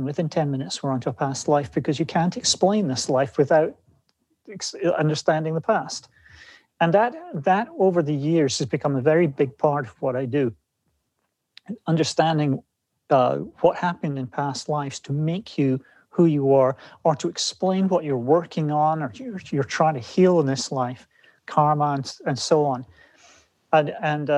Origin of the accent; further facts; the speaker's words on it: Scotland, United Kingdom; moved away as an adult; now in West Coast, United States; growing up in Scotland